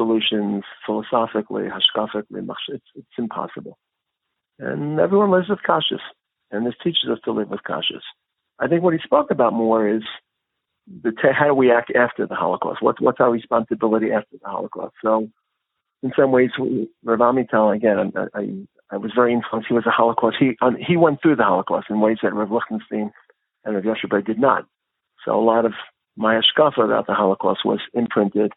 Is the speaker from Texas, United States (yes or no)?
no; New York City, New York, United States; I grew up in Brooklyn